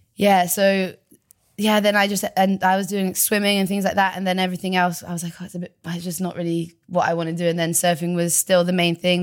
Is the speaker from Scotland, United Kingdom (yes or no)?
no; Devon, South West England, United Kingdom; also born or lived in Bristol; we moved from Bristol to Devon